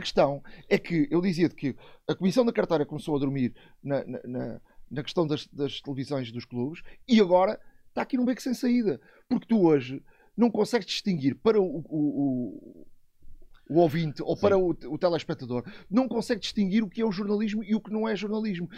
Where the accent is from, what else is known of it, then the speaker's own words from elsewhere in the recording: Montijo, Lisbon, Portugal; sou do, do Montijo, Alcochete